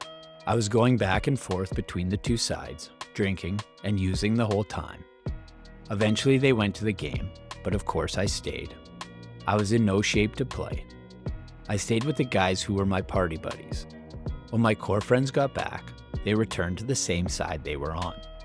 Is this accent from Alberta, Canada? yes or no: yes; Calgary, Alberta, Canada; I stayed in Calgary to go to school